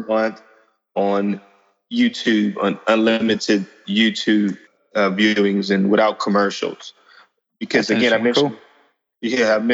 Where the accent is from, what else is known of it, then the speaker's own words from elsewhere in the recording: Opelousas, Louisiana, United States; now in Baton Rouge, United States; I grew up in South Louisiana, in Opelousas.